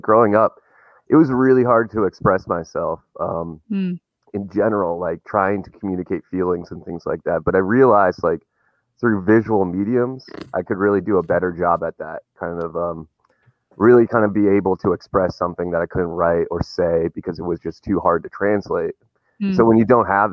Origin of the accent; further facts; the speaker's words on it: Wisconsin, United States; I'm from Wisconsin